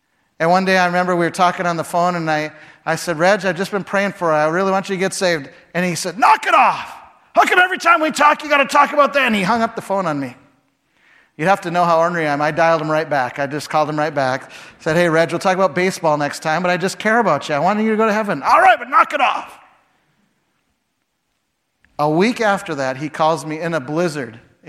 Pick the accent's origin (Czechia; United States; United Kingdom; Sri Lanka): United States; Chicago, Illinois; When I first went to Canada, I came from Chicago. In Chicago, you dress like a business person, so I would have a white shirt and a tie.